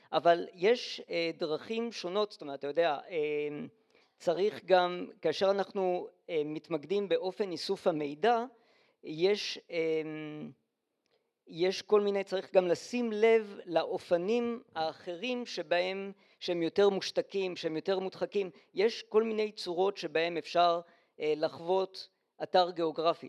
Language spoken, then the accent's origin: Hebrew; Holon, Tel Aviv District, Israel; also born or lived in Lyon, France; אני גדלתי במשך כל השנים עד בחולון